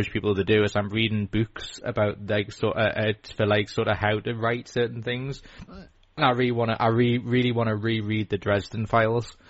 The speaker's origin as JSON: {"language": "English", "region": "North East England", "country": "United Kingdom", "said": "I mean we're all Geordie. We're all Geordie fans."}